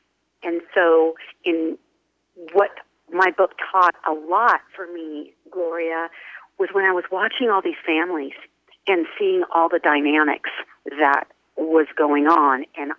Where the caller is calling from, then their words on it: Temecula, California, United States; Temecula, California, which is about 45 minutes north of San Diego.